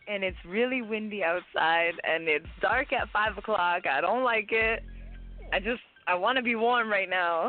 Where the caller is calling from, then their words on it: London, Ontario, Canada; Hey, girl, we calling from London, Ontario, Canada.